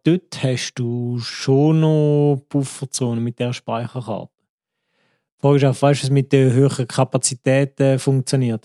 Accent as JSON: {"language": "German", "country": "Switzerland", "said": "als richtiger Schweizer Staatsbürger"}